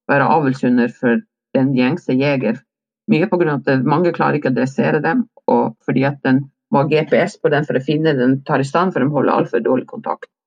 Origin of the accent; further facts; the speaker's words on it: Vestland, Norway; jeg er jo ikke nordpå, jeg er jo sogning. Ekte